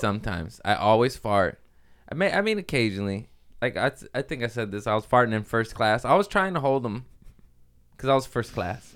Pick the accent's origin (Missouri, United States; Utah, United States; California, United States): California, United States; Torrance; also born or lived in Harbor City / Lomita; I was born in Harbor City, raised in Torrance and Lomita